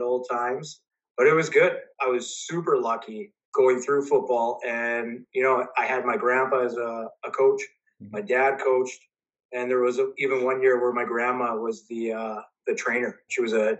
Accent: Charleswood, Manitoba, Canada; living in a small side-by-side in Charlesville growing up there

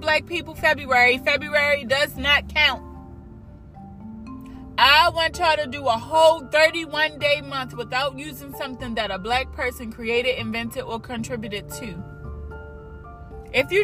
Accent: United States; We are American. We are American. Period. We live in the United States

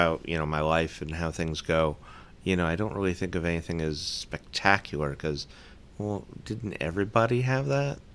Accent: Utah, United States; born or raised there; moved away

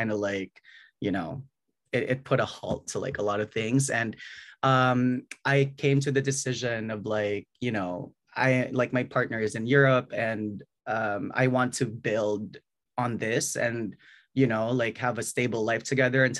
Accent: Bacolod, Negros Island Region, Philippines; now in New York, United States; I was born and raised in Bacolod City, you know, like in a middle class family

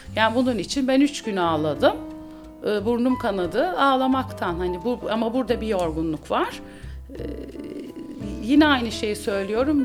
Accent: İzmir, Turkey; also born or lived in Bandırma; Ben İzmir'de büyüdüm.

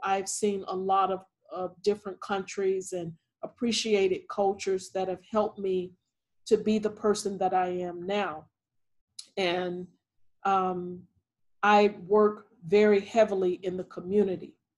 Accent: Thomasville, Georgia, United States; moved away; I am from Thomasville, Georgia, and Thomasville, Georgia is about 22 miles from the Florida state line. And so, growing up in a small town

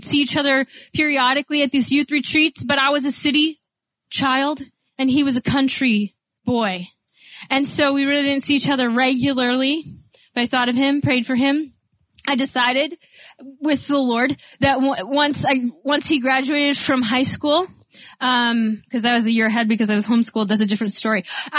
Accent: Grand Rapids, Michigan, United States; I started thinking about my good friend David, who I grew up with in Grand Rapids

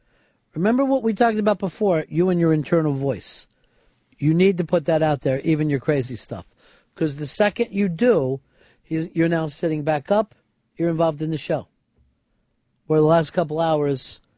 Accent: Hialeah, Florida, United States; Let's get something straight. I'm from Hialeah. I was raised in the barrio.

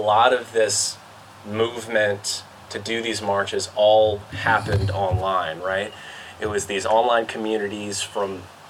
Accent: Covington, Louisiana, United States; also born or lived in New Orleans, Louisiana; I was born and raised in Covington, Louisiana. And, you know, Covington is kind of its own little bubble, you know, a lot of conservatives there, you know, not as much of a progressive, you know, movement or groups

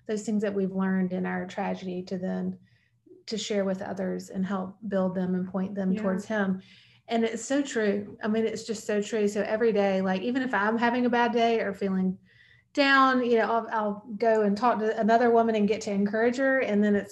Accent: Montgomery, Alabama, United States; I grew up in Montgomery, Alabama

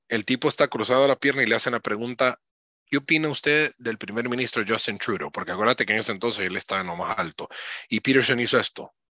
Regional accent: Honduras; moved away as an adult; nací en Honduras y me estoy formando fuera de Honduras

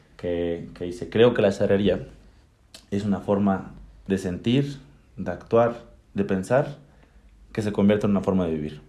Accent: Tlaxcala, Mexico; moved away as an adult; now in Querétaro, Mexico; crecí aquí en Tlaxcala con el equipo de mi familia

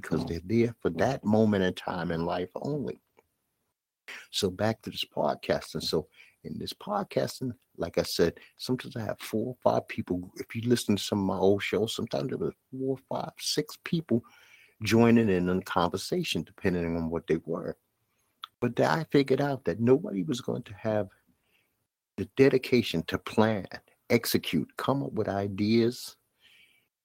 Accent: United States; I'm an American kid, but I learned the steel drums double tenor

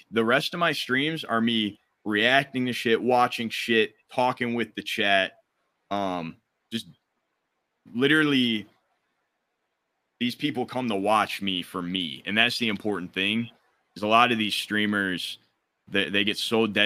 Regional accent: Detroit, Michigan, United States; I'm from Detroit, Michigan

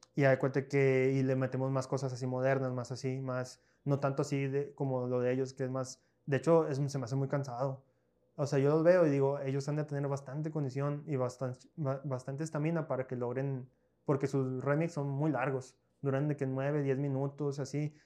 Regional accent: Piedras Negras, Coahuila, Mexico; also born or lived in Monclova, Coahuila, Mexico; Yo no soy de aquí, yo soy de Muclova, yo soy nacido en Muclova, pero tengo prácticamente toda mi vida viviendo aquí en Piedra

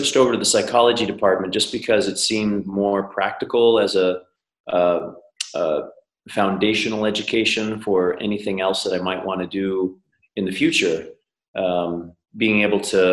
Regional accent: Colorado, United States; I'm from the US. I grew up in Colorado, long hair, dirty face mountain kid way back when

